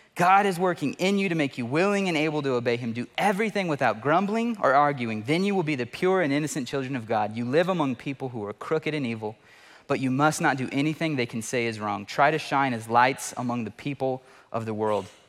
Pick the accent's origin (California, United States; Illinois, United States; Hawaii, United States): California, United States; Fresno; I lived in Fresno, born and raised in Fresno